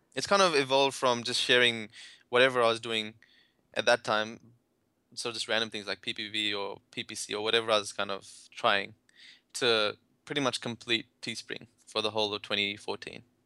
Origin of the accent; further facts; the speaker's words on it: India; I'm from India